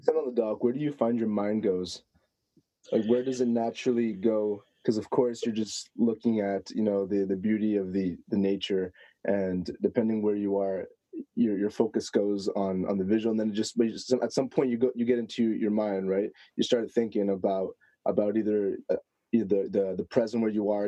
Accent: Canada; I'm from Canada

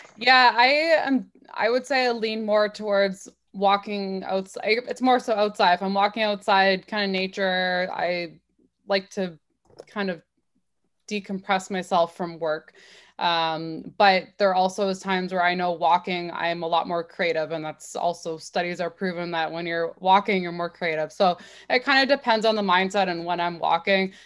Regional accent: Waterloo, Ontario, Canada; I grew up in Waterloo

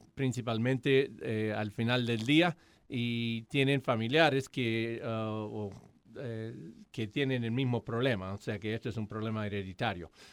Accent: Argentina; also born or lived in Atlanta, United States; now in Hamilton, United States; soy argentino, entonces hablo español

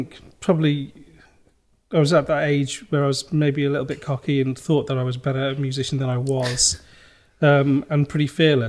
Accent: near Stafford, West Midlands, United Kingdom; also born or lived in London, Ontario, Canada / Rochdale; My mum and the three of us, my sisters, moved back to Nosal. Mm-hmm. And I grew up there. And then I studied, went to high school in Stafford

